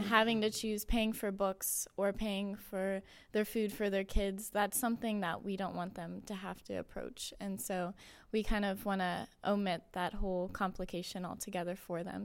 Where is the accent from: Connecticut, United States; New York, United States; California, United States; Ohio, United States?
Ohio, United States; Austintown; I am from the area. I'm from Austin Town, so it's about twenty minutes away